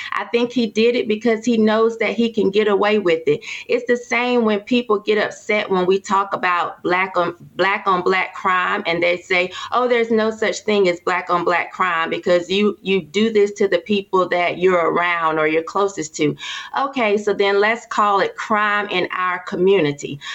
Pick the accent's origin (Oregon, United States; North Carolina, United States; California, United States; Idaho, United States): North Carolina, United States; Durham; I'm from Durham and this is Bull City